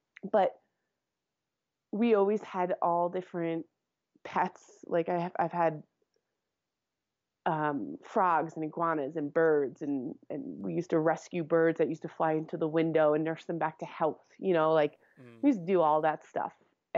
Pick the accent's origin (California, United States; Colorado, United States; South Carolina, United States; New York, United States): New York, United States; Long Island; accent: thick New York accent; moved away as an adult; also born or lived in Connecticut; now in Wyoming, United States; No, I grew up on Long Island, and then went to school, to university in Connecticut. And so I just moved out here 9 winters ago, so about 8.5 years ago.